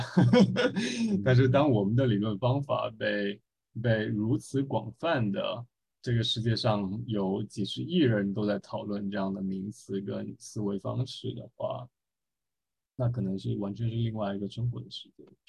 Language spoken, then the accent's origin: Chinese; China; 作为一个中国人